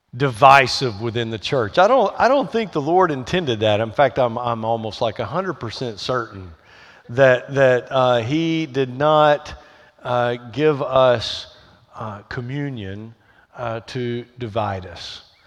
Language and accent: English; the South, United States; accent: Southern twang; I grew up in the South, and I, my background is Southern Baptist